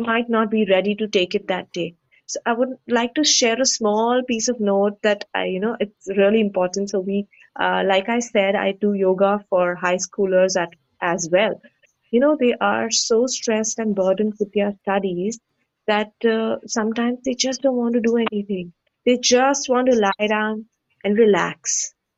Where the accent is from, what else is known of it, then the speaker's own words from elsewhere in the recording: India; we Indians